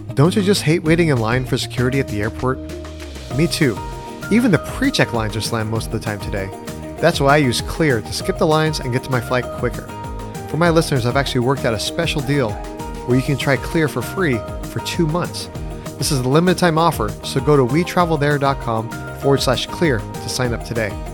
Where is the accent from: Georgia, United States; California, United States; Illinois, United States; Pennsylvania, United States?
California, United States; Orange County; now in Nashville, United States; I grew up in Orange County